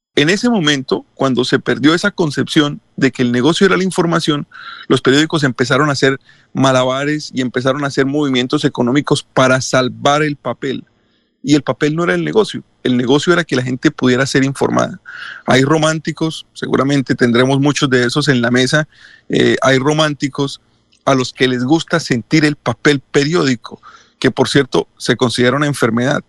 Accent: Colombia; nosotros en Colombia, la primera radio que escuchamos fue la radio de Cuba

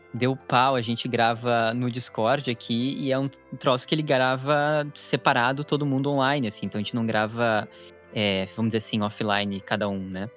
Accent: Curitiba, Paraná, Brazil; moved away; also born or lived in Porto Alegre; depois que eu me mudei para Porto Alegre, que eu sou de Curitiba

